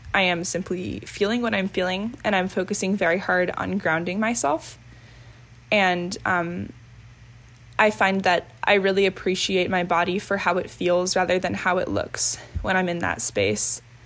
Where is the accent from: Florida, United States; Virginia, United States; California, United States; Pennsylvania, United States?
Virginia, United States; Reston; I am from Reston, Virginia, and I'm 20 years old